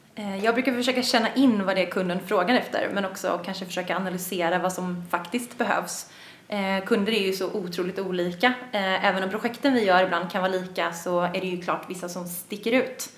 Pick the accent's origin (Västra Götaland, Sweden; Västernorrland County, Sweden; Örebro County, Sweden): Västra Götaland, Sweden; Gothenburg; moved away as an adult; now in Stockholm, Sweden; Jag kommer från Göteborg, vilket man ibland kan höra, ibland inte